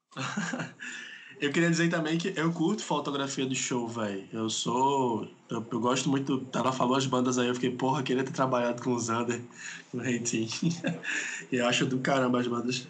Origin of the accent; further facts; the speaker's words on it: Pernambuco, Brazil; eu sou aqui de Pernambuco